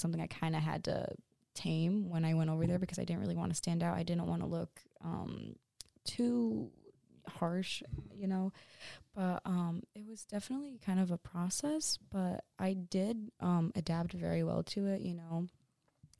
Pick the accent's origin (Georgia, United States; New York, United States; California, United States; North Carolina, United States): New York, United States; Cohoes; I come from Cahos, like that's where I grew up